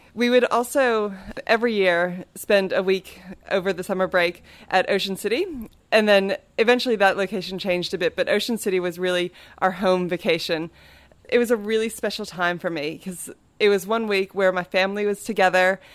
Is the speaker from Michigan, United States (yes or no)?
no; Maryland, United States; I grew up in Maryland on the east coast of the United States